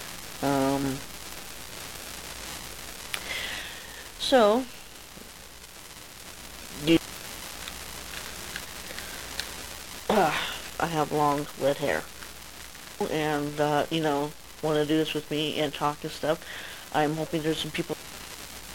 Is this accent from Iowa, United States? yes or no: no; Colorado Springs, Colorado, United States; I'm from Colorado Springs, Colorado.